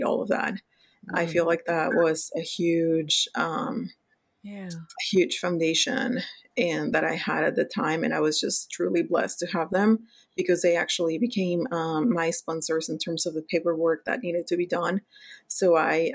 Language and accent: English; Mexico; English is a second language; moved away as an adult; I was born and raised in Mexico, in a city close to Mexico City.